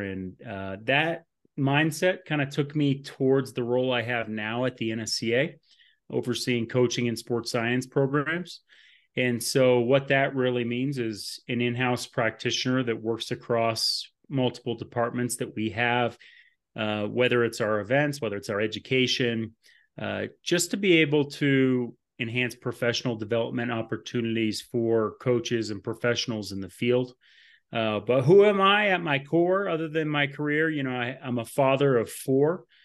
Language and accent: English; Burlington, Vermont, United States; moved away as an adult; now in Colorado Springs, United States; I am from Burlington, Vermont.